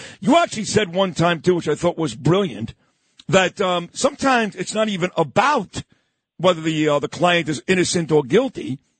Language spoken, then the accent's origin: English; United States; Everyday Americans, we don't care.